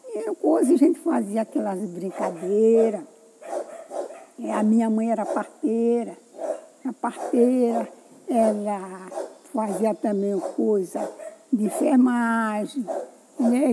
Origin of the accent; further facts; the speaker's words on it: Quilombo do Frechal, Baixada Maranhense, Maranhão, Brazil; eu sou filha daqui do Quilombo